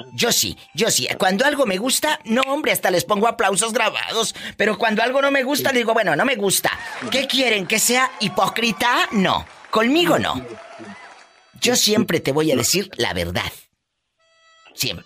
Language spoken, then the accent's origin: Spanish; Mexico